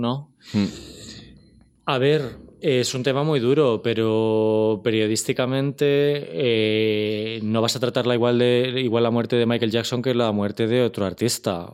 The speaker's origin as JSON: {"language": "Spanish", "country": "Spain", "said": "como españoles"}